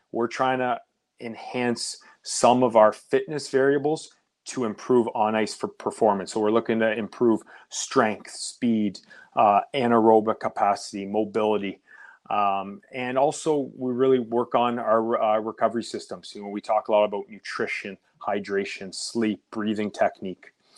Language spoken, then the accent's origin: English; Oakville, Ontario, Canada; I grew up in Oakville, Ontario, which is about thirty minutes outside Toronto